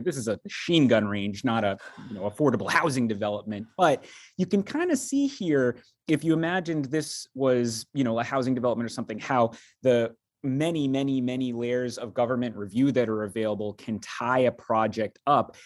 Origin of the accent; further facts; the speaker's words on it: Attleboro, Massachusetts, United States; I grew up in Attleboro, which touches Pawtucket, Rhode Island